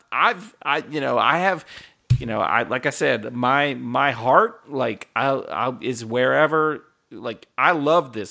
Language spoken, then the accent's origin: English; Silver Spring, Maryland, United States; born there; also born or lived in upstate New York; now in Atlanta, United States; I was born in Silver Spring, Maryland. I moved to upstate New York. I now live in Atlanta.